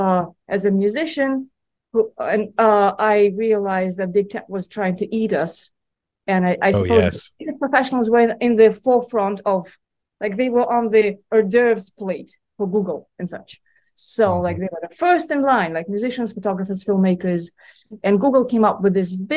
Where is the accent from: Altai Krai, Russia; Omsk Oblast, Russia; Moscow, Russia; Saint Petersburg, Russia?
Moscow, Russia; moved away as an adult; now in United States; I was born and raised in Moscow, and I've spent most of my adult life in the United States.